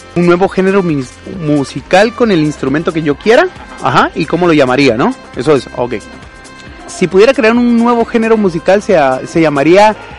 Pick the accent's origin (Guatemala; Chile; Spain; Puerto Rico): Guatemala; Salamá, Baja Verapaz; moved away as an adult; now in Jalapa, Guatemala; yo me crié también en Salamá